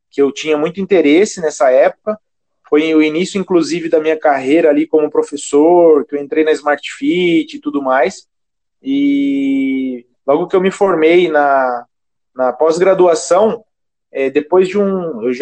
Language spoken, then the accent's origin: Portuguese; Sorocaba, São Paulo, Brazil; now in São Paulo, Brazil; eu tenho 28 anos, sou natural de Sorocaba